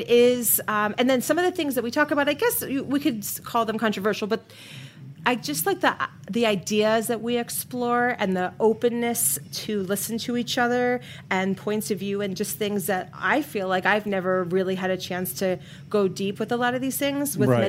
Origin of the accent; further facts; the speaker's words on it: New York, United States; moved away as an adult; also born or lived in Miami, United States; now in Denver, United States; I live in Denver, Colorado, with my family, but I am a native New Yorker, and you know what they say, you can take the girl out of New York, but you can't take the New York out of the girl.